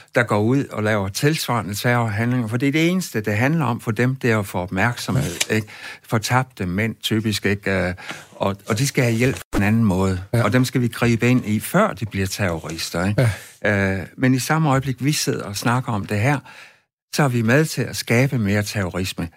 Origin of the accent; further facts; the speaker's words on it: West Jutland, Central Denmark Region, Denmark; Jeg voksede op ude i Vestjylland